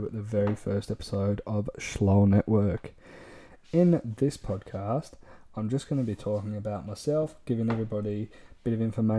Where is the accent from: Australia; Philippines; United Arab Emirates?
Australia; Gold Coast, Queensland; also born or lived in Manchester, United Kingdom; I was born in Manchester in the UK in 1998. So at the moment, I'm 21 years old. In 2006, I think I was about 8 years old, my family moved to the Gold Coast in Queensland, Australia.